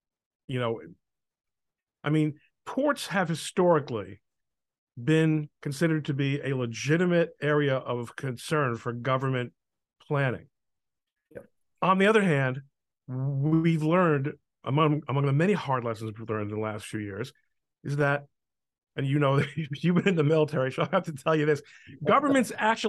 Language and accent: English; New York City, New York, United States; now in Elizabeth, United States; When I was a kid growing up in New York, the New York Harbor was a bona fide, cargo location still.